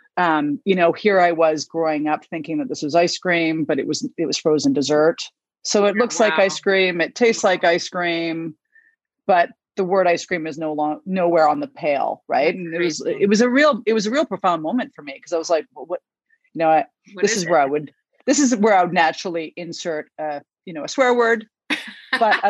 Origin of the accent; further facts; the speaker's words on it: Victoria, British Columbia, Canada; I grew up in Victoria on a organic self-sustaining farm